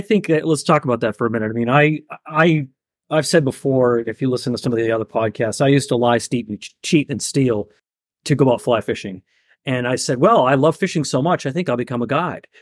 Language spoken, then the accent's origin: English; Maine, United States; growing up in Maine, and my father was a hunter